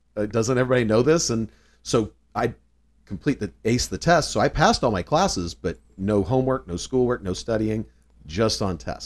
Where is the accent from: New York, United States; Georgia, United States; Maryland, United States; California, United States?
California, United States; Southern; also born or lived in North Carolina; I was born actually in North Carolina, but only lived there for a few years. Uh, so largely raised in Southern California.